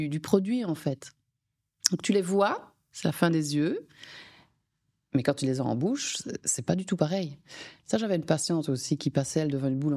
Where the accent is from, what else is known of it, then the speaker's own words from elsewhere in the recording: Belgium; comme je suis belge, comme vous avez compris, les frites